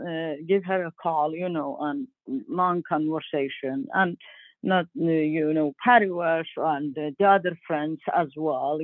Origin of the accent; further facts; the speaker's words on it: Iran; also born or lived in Turkey; now in Maine, United States; I grew up in Iran